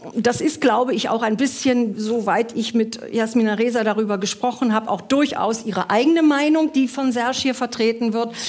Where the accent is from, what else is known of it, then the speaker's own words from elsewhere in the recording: Germany; wir als Deutsche